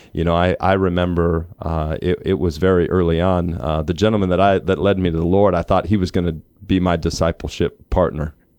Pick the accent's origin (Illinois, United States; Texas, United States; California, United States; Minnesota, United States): Minnesota, United States; I grew up in Minnesota